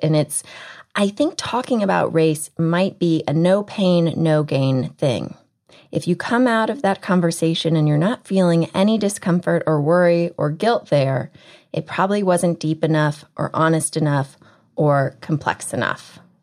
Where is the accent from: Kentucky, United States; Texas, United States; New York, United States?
Texas, United States; I'm from Texas